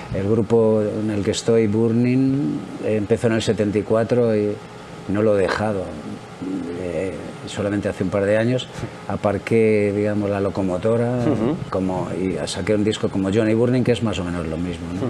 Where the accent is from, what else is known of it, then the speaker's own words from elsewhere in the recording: Madrid, Community of Madrid, Spain; Yo soy de Madrid, concretamente de Chamberí